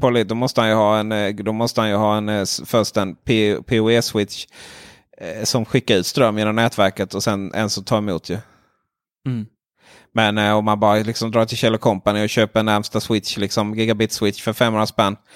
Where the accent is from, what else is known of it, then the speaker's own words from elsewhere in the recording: Ronneby, Blekinge, Sweden; jag är från Ronneby